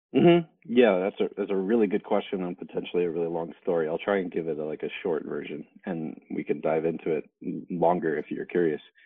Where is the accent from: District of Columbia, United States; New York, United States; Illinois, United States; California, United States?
California, United States; Salinas; now in Tucson, Arizona, United States; I grew up in Salinas, California